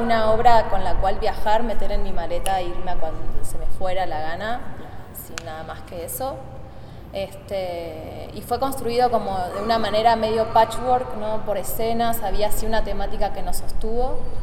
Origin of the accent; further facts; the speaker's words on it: Argentina; moved away as an adult; now in Mexico City, Mexico; Soy, bueno, argentina. Estoy radicando en Ciudad de México desde febrero, en el país estoy desde octubre.